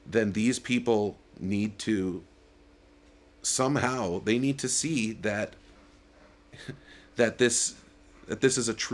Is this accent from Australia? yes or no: no; Canada; I love being Canadian.